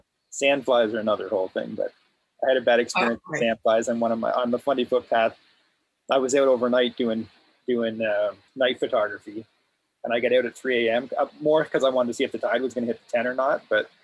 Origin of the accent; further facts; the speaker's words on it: Miramichi, New Brunswick, Canada; we grew up in Miramichi